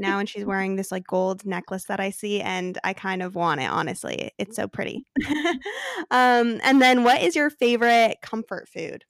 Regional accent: Arizona, United States; now in San Diego, United States; I grew up in Arizona

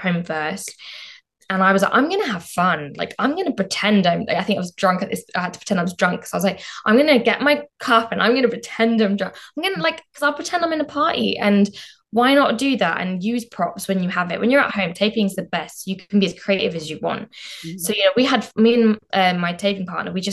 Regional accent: Southall, London, United Kingdom; I'm from Southall originally and, you know, grew up in Southall

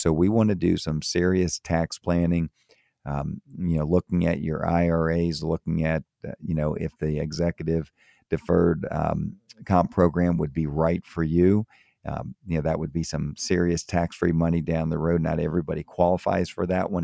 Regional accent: Florida, United States; moved away as an adult; also born or lived in Tampa, Florida / Miami, Florida / Maryland; I grew up in Florida, grew up in, um, in Tampa, and I grew up also in Miami

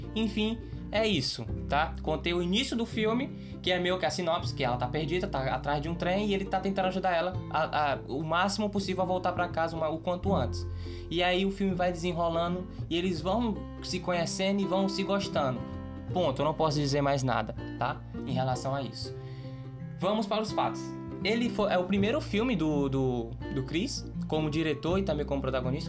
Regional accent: Brazil; eu sou, sou brasileiro

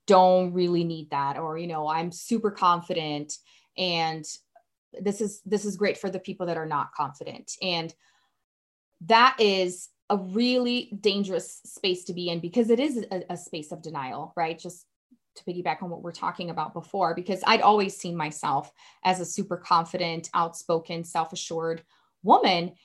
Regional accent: Brazil; English is a second language; now in Colorado, United States; growing up in Brazil

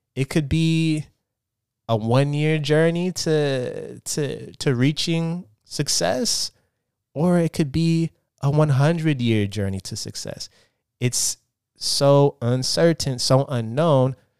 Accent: Portland, Oregon, United States; moved away as an adult; now in Los Angeles, United States; I currently live in Los Angeles, California. I'm, I'm, uh, I'm from Portland, Oregon

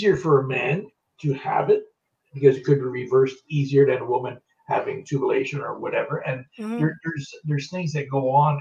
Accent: Canada; I'm Canadian, I'm not American.

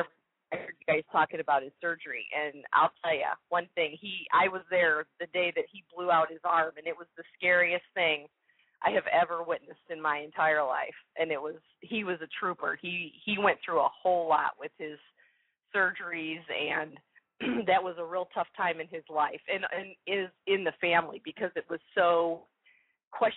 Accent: Chicago, Illinois, United States; now in Indianapolis, United States; we're originally from the Chicago area

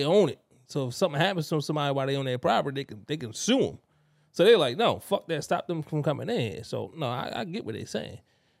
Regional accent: Baltimore, Maryland, United States; I'm from Baltimore.

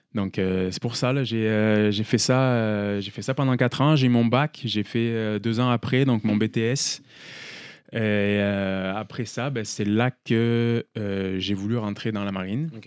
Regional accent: France; peut-être que mon accent, vous ne l'entendez pas, mais je suis français

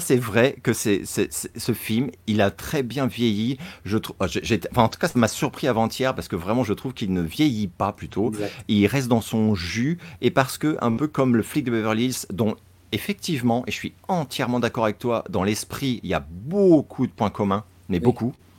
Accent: France; en tant que Français

